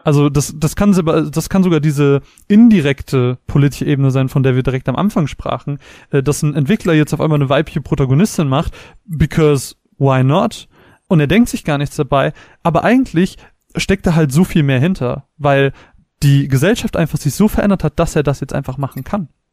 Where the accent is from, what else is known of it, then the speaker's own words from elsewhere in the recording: Germany; wir als Deutsche